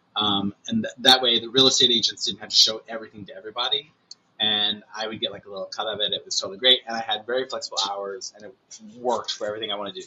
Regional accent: Boonville, Indiana, United States; moved away as an adult; now in New York, United States; growing up in Boonville

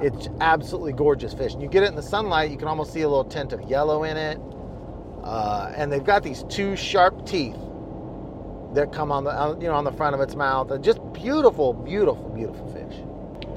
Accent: Kansas, United States; growing up in Kansas

